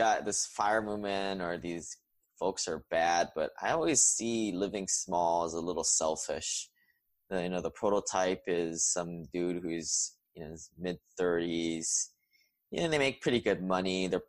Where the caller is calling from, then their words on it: Huntsville, Alabama, United States; And I am recording from Huntsville, Alabama today.